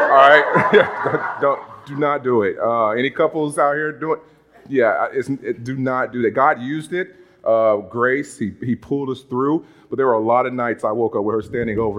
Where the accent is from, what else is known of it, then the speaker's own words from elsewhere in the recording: Monroe, Louisiana, United States; moved away as an adult; now in Massachusetts, United States; growing up in Monroe, Louisiana